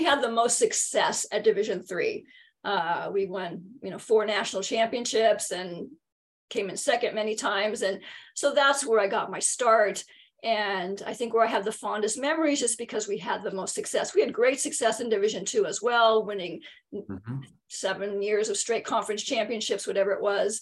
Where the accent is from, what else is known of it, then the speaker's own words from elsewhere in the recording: San Diego, California, United States; I'm born and raised in San Diego. I never have left